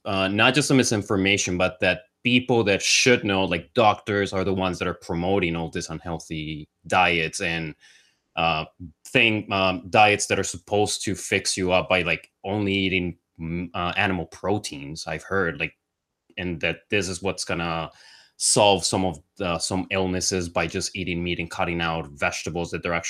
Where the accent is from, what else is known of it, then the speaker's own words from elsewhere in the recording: Colombia; like I came from Colombia